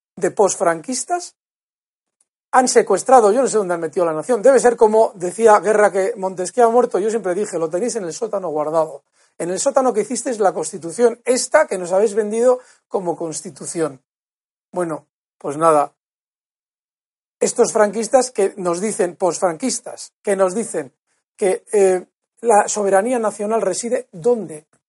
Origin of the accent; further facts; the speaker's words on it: Basque Country, Spain; yo soy vasco